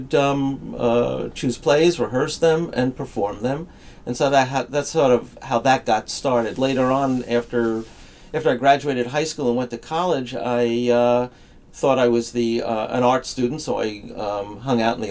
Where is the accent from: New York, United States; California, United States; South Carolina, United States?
New York, United States; New York City; When I was a kid, growing up in the Bronx and then Queens.